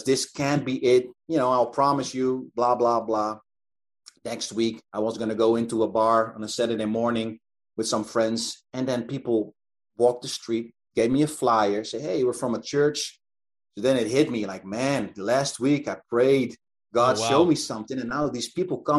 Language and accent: English; Netherlands; it was in my hometown